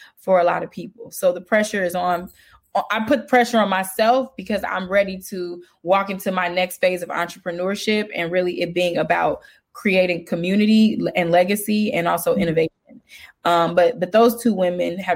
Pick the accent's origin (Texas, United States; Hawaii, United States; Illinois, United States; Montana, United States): Illinois, United States; Chicago; I'm from Chicago